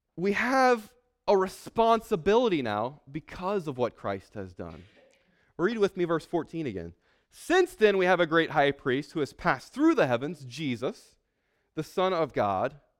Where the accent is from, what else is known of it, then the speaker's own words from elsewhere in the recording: San Antonio, Texas, United States; I'm from San Antonio. I'm living in San Antonio right now